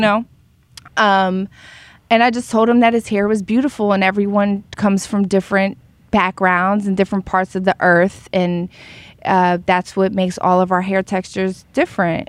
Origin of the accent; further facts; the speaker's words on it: Philadelphia, Pennsylvania, United States; now in Los Angeles, United States; I grew up in Philly, which is integrated and segregated